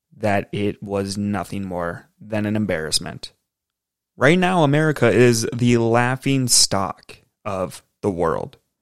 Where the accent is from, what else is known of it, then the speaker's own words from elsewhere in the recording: United States; as an American